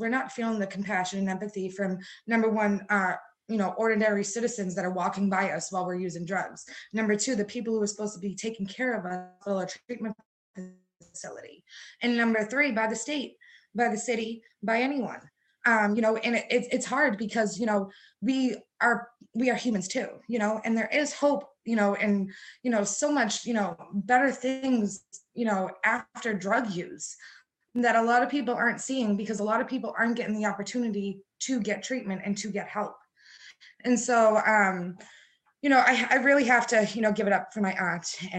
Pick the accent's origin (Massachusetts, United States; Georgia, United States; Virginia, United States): Massachusetts, United States; Boston; I grew up in Boston for, you know, mostly all of my life